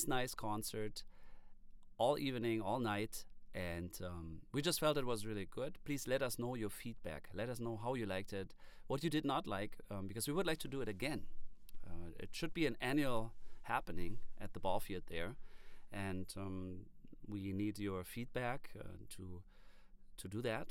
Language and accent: English; Germany; now in Detroit Lakes, United States; I'm from Germany, and when I moved to Detroit Lakes area